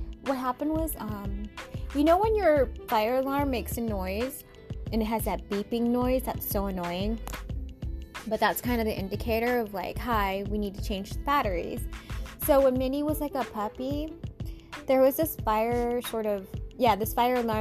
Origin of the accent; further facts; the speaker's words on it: Seattle, Washington, United States; I came from Seattle, you know, born and raised.